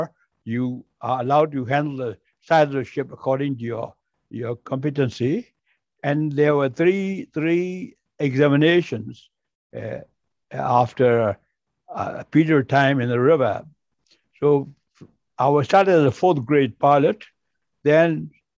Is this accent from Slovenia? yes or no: no; Myanmar; moved away as an adult; also born or lived in Singapore; the first Burmese harbor pilot in the port of Rangoon